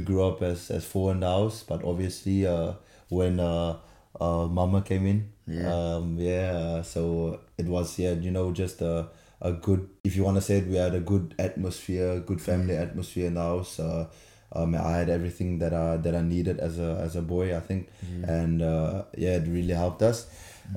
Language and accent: English; Swellendam, Western Cape, South Africa; moved away as an adult; now in France; I was born in the Western Cape, small town called Swellendam